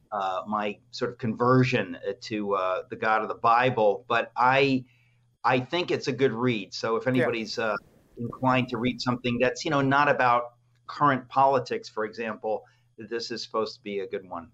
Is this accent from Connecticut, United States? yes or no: yes; Danbury, Connecticut, United States; also born or lived in New York; my life growing up in the Greek immigrant community in New York and in Danbury, Connecticut.